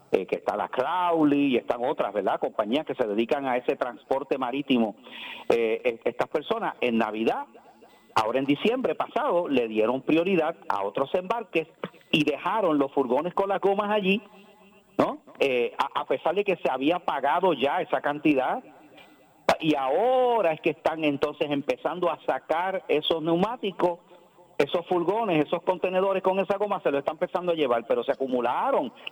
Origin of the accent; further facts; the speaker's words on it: Ponce, Puerto Rico; born there; entonces va a haber que cambiar el nombre a la, ciudad donde yo nací